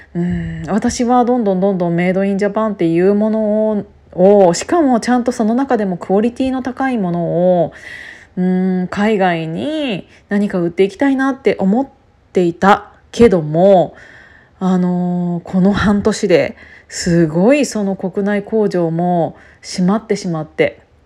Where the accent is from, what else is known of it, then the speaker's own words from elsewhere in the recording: Kiryu, Gunma, Japan; 私は群馬県桐生市の出身なので機織りの産地だった